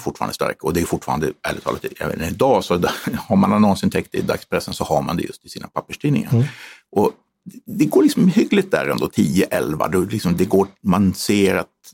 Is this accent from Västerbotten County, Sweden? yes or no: yes; Umeå, Västerbotten County, Sweden; moved away; also born or lived in Stockholm; jag är född i Stockholm men uppvuxen i Umeå